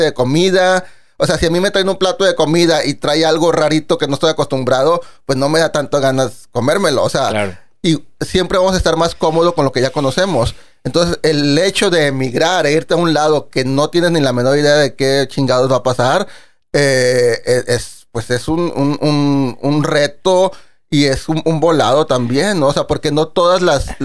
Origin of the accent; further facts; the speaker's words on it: Monterrey, Nuevo León, Mexico; moved away as an adult; now in New York, United States; un servidor pues nació aquí en, Monterrey.